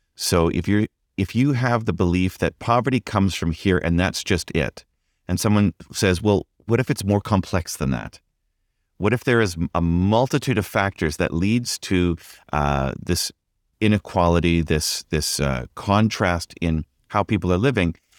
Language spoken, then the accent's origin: English; Vancouver, British Columbia, Canada; also born or lived in Ontario; now in Vancouver, Canada; I grew up in Vancouver